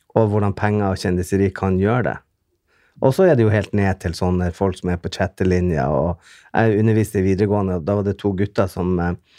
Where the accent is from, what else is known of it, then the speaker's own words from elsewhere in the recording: Bodø, Nordland, Norway; Jeg kommer jo fra Bodø, som er en eh, en eh, ja, liten